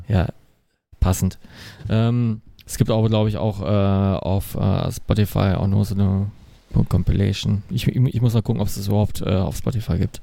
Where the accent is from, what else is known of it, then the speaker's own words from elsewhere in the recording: Essen, North Rhine-Westphalia, Germany; ist ja auch direkt meine Heimatstadt